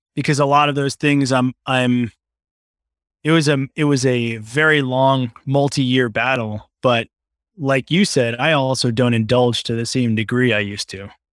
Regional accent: Long Island, New York, United States; also born or lived in Brooklyn, New York; I grew up on Long Island in New York

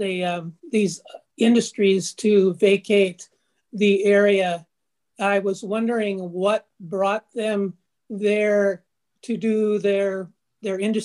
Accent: Detroit, Michigan, United States; I was born in Detroit

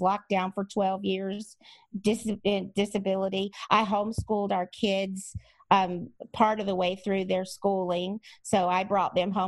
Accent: Louisiana, United States; moved away; I'm also from Louisiana originally, so I have some Cajun stubbornness in me as well

